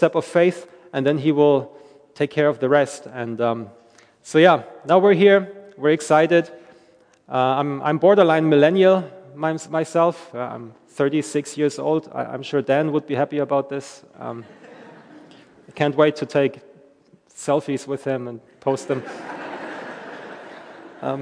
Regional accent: Germany; moved away; also born or lived in Belfast, Northern Ireland; I'm from Germany originally, which you may hear every now and then in my accent

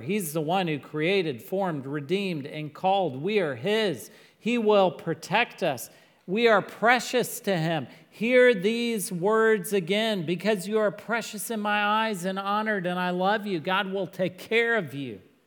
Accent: Texas, United States; I'm from Texas.

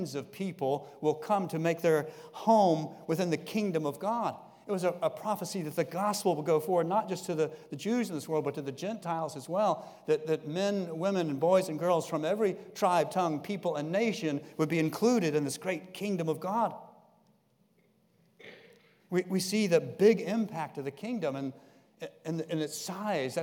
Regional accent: Jacksonville, Florida, United States; Growing up in Jacksonville on the coast, my father had a boat

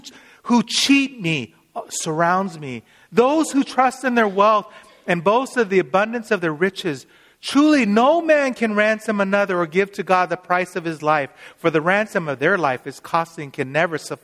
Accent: Seattle, Washington, United States; I'm from Seattle

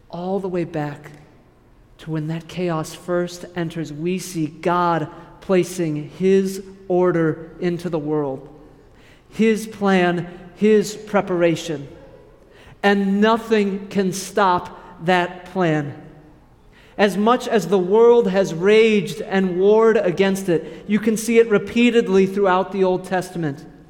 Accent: Kansas, United States; moved away as an adult; now in Wisconsin, United States; I'll go back to my home state, to Kansas.

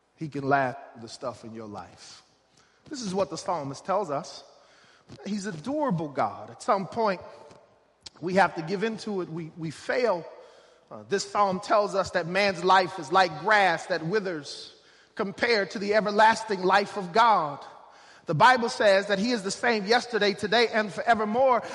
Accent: Oklahoma, United States; I'm from Oklahoma

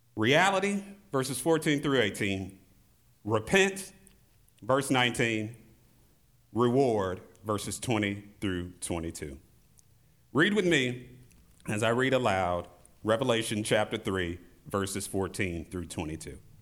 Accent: St. Louis, Missouri, United States; In my hometown of Saint Louis, Missouri

